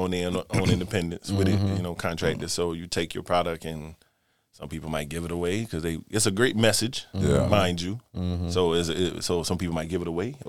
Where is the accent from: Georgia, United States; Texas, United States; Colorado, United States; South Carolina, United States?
South Carolina, United States; Florence; born and raised in Florence, currently an insurance agent